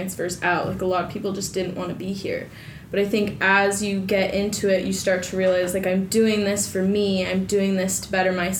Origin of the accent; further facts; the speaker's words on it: Bay Area, California, United States; I grew up in the Bay Area